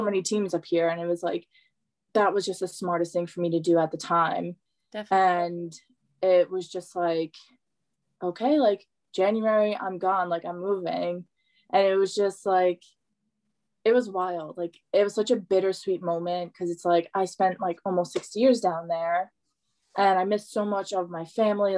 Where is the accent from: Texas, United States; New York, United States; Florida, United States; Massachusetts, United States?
New York, United States; West Islip; My hometown is very like if you grow up here, you stay here.